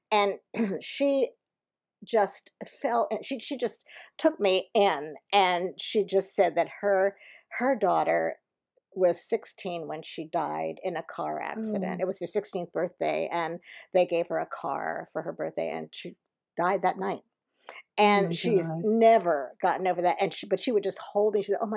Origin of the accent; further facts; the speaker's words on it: Philadelphia, Pennsylvania, United States; moved away; I'm joining the show in Philadelphia, which is great, my hometown